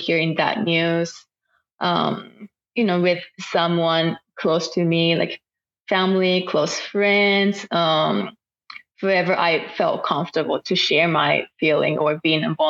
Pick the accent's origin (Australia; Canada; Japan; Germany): Japan; first language Japanese; English is a second language; moved away as an adult; now in Oklahoma City, United States; my first language is Japanese